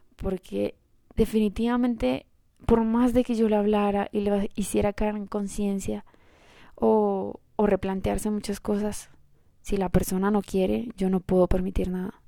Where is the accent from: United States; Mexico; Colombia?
Colombia; yo soy colombiana